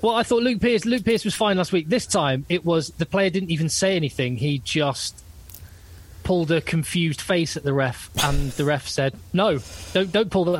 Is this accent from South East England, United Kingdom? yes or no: yes; Newbury, South East England, United Kingdom; my hometown club